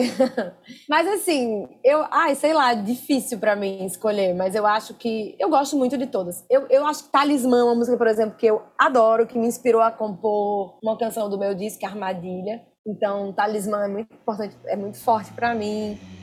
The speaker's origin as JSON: {"language": "Portuguese", "town": "Natal", "region": "Rio Grande do Norte", "country": "Brazil", "moved": "yes", "lives_now": "Rio de Janeiro, Brazil", "said": "Eu me sinto nordestina de um jeito diferente depois que eu saí de Natal"}